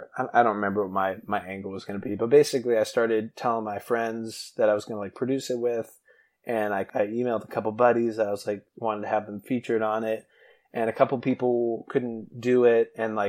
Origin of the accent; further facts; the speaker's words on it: New Hampshire, United States; Yeah, her first album will always have like a special place in my heart, because I grew up in New Hampshire